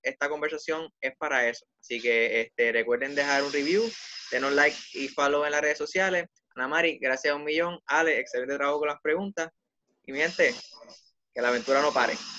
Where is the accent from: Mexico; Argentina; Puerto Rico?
Puerto Rico; Somos territorio de Estados Unidos